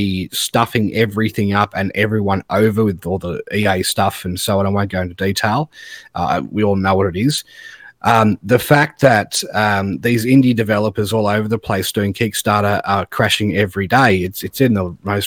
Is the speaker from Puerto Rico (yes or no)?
no; Australia; I'm Australian